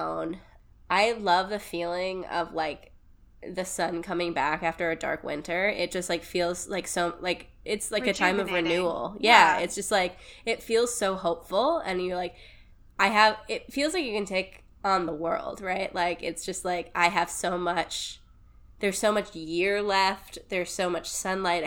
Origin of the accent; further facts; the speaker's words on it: Ohio, United States; I grew up in Ohio